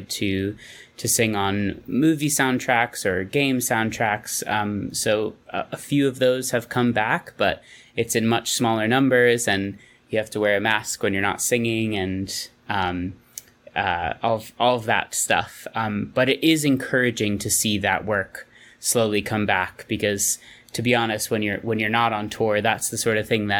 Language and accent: English; New York, United States; moved away; I'm from New York